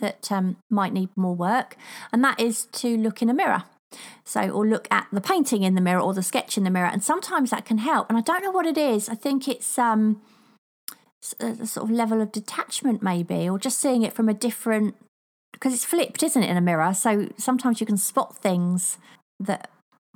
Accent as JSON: {"language": "English", "country": "United Kingdom", "accent": "cross between Queen's English and Cockney (Estuary)", "said": "there's an actual name for my accent. Can't remember what it's called now, but apparently it's a cross between the Queen's English and Cockney."}